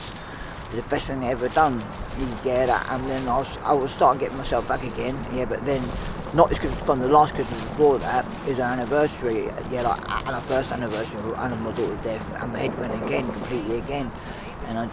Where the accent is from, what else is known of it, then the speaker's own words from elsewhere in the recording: London, United Kingdom; now in Newcastle upon Tyne, United Kingdom; In London, I was brought up